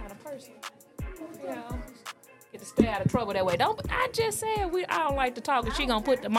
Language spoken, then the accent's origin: English; Memphis, Tennessee, United States; I'm from Memphis, Tennessee.